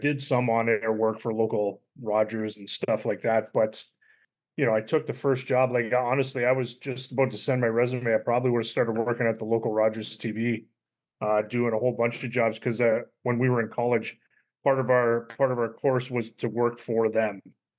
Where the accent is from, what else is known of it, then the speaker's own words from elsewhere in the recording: Kitchener, Ontario, Canada; I'm born and raised in Kitchener, Ontario area, which is for people that don't know, is about an hour west of Toronto. Still live there. I've never left.